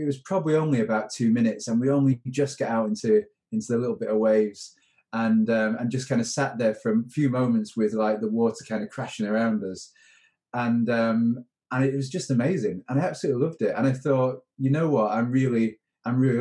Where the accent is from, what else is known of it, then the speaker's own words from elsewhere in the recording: Manchester, North West England, United Kingdom; I grew up in North Manchester